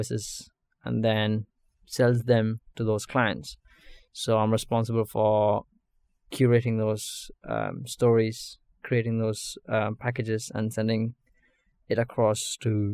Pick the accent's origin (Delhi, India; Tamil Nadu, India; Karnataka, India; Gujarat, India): Karnataka, India; Bangalore; moved away as an adult; now in United Kingdom; I'm from Bangalore, southern city in India. I studied there, completed my high school, and then moved over to the UK to study at the university